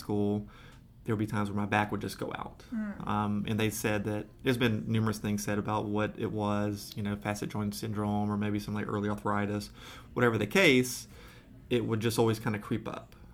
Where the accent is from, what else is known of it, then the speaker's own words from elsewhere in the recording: Georgia, United States; Growing up in Georgia